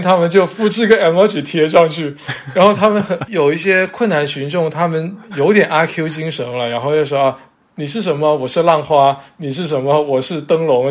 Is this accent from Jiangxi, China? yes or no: no; Zhanjiang, Guangdong, China; 包括我老家湛江